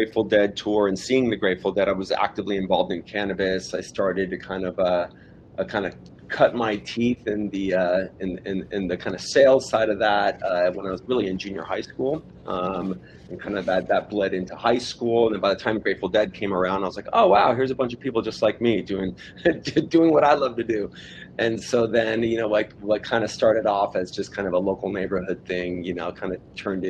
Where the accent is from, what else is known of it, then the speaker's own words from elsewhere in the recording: Los Angeles, California, United States; I was born in Hollywood, raised in Southern California